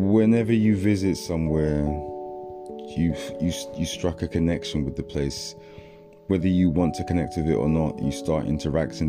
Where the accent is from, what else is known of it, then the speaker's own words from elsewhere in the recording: London, United Kingdom; also born or lived in Togo; growing up in South London as a youngster